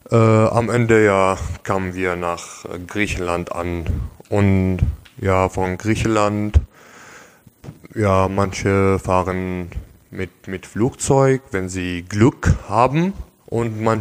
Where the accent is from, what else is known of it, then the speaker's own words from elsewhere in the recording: Syria; moved away as an adult; now in Germany; Ich komme ursprünglich aus Syrien, bin 27 Jahre alt, bin in Deutschland seit äh, ungefähr fünf Jahren